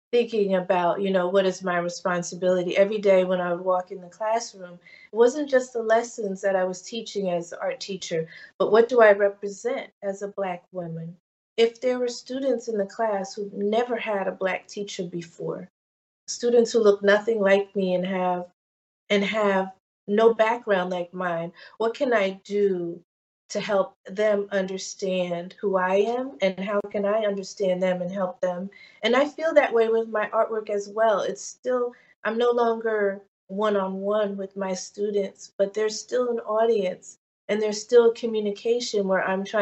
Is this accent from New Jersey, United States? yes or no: yes; Maplewood, New Jersey, United States; this transplant girl who has roots in New Orleans and Ghana, growing up in New Jersey in the 70s